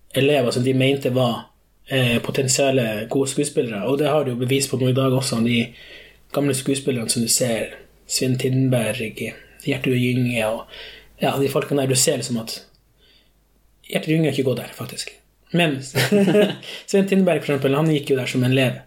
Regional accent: Skogsfjord, Troms, Norway; also born or lived in São Paulo, Brazil / Kvaløya; Jeg er da adoptert fra Sao Paulo, Brasil, mm. da jeg var fem år. Eh, da kom jeg til Ringvassøya, eh, Skogsfjord, og jeg oppvokste her

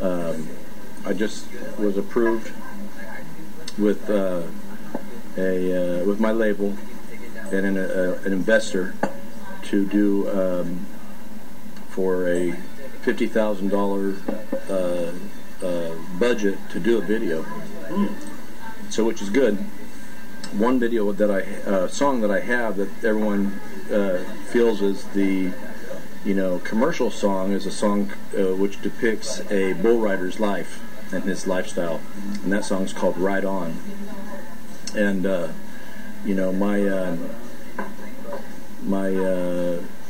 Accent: Oildale, California, United States; I grew up in Oildale, California, which is right outside of Bakersfield.

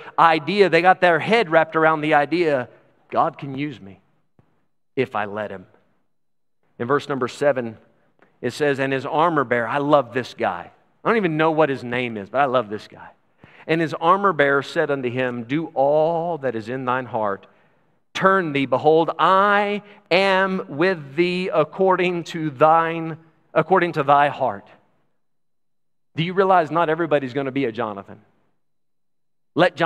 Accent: Texas, United States; I'm from Texas

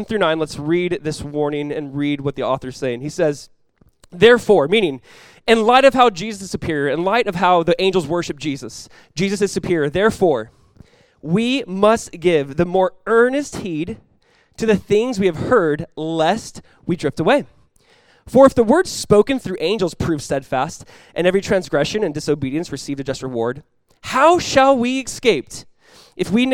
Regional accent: Southern California, United States; growing up in Southern California, there's a huge emphasis and culture around surfing

